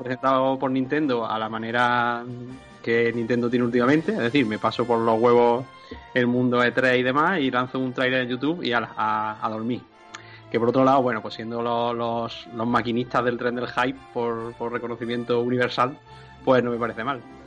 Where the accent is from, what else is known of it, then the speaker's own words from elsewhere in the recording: Andalusia, Spain; le estemos corrigiendo los de Andalucía